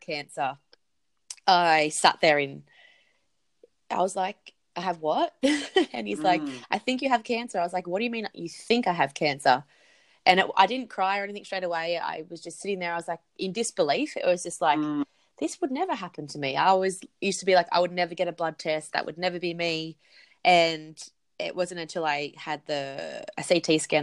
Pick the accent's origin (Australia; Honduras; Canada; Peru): Australia; Central Coast, New South Wales; moved away; also born or lived in Perth; I'm originally from the Central Coast in New South Wales